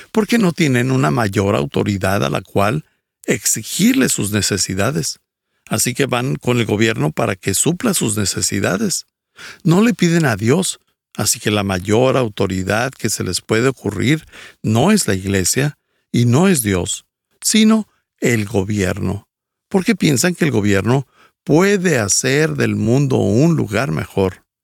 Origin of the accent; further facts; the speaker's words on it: Quito, Pichincha, Ecuador; born there; Nací en Quito, Ecuador, dentro de una familia disfuncional y alcohólica.